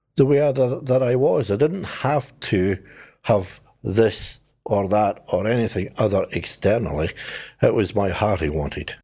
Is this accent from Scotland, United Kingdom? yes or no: yes; Scotland, United Kingdom; now in New Zealand; I am Scottish